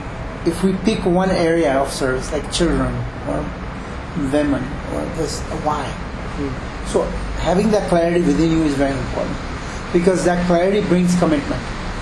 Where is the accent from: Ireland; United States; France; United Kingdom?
United States; Chicago, Illinois